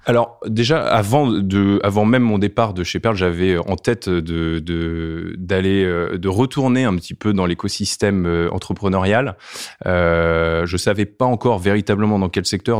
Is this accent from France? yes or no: yes; Brittany, France; je suis breton